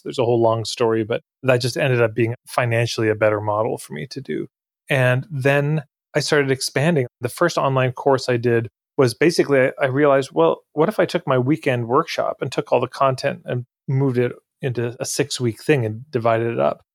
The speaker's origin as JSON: {"language": "English", "town": "Edmonton", "region": "Alberta", "country": "Canada", "tie": "born or raised there", "said": "I'm from Edmonton, Alberta. I grew up here"}